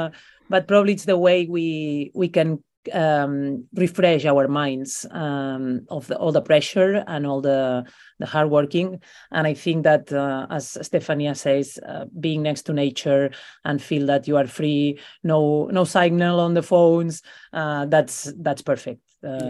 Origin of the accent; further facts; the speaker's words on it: Besalú, Catalonia, Spain; It's my hometown, where I come from. I come from a little village from the mountains called Besalú, which I recommend everybody to visit, because it's a Middle Ages beautiful village, only 2,000 people living there.